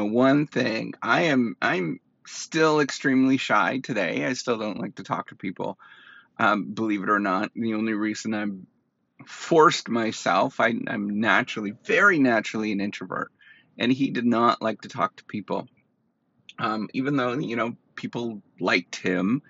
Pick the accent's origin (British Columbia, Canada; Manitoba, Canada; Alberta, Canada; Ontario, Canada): Ontario, Canada; Dryden; moved away; I went back to my hometown, Dryden, Ontario